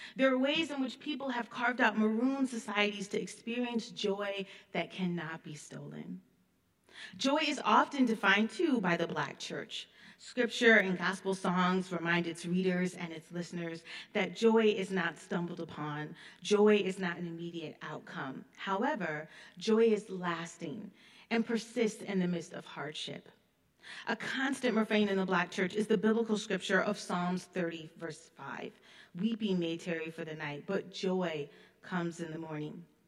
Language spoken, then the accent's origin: English; Illinois, United States; moved away; also born or lived in Detroit, Michigan / Grand Forks, North Dakota; I was raised in Illinois